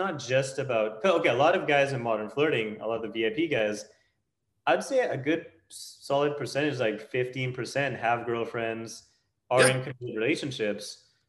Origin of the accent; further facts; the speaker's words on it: United States; I'm fucking American.